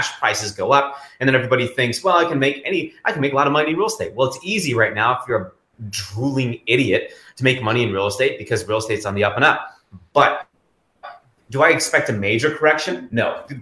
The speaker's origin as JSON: {"language": "English", "town": "Kalamazoo", "region": "Michigan", "country": "United States", "tie": "born or raised there", "said": "Kalamazoo, Michigan as well, my hometown."}